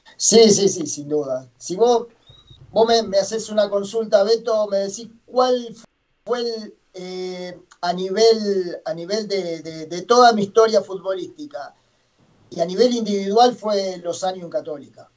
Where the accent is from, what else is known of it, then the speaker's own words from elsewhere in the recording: Arocena, Santa Fe, Argentina; moved away as an adult; also born or lived in Chile; yo soy de Santa Fe, yo soy de un pueblito muy chico de Arocena, se llama, hasta 60 kilómetros de, de Santa Fe